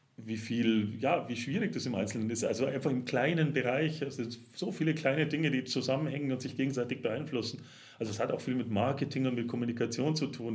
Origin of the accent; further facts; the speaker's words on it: Germany; now in Augsburg, Germany; als Deutscher